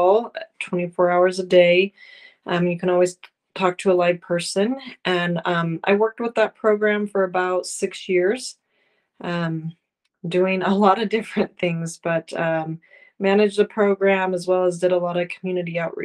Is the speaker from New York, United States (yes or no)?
no; North Ogden, Utah, United States; also born or lived in Provo, Utah; I am originally from Northern Utah. I grew up in North Ogden